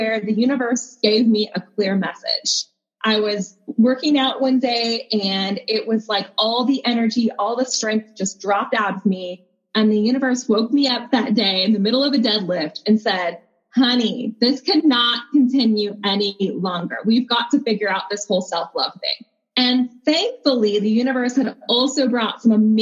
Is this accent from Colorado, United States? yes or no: no; North Dakota, United States; I was born and raised in North Dakota of all places.